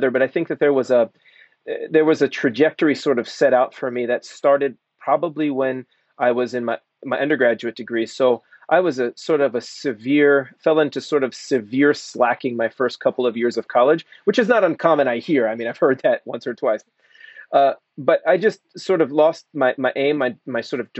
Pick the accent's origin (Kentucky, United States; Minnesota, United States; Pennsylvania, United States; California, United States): Pennsylvania, United States; Lacey Park; also born or lived in New York City; So, so I was born in New York City. Um, my father is from Puerto Rico, and my mother is half Puerto Rican, half Cuban. And then, and then we moved to the Philadelphia area when I was young, and we lived in a in a neighborhood called Lacey Park, just outside of Philadelphia.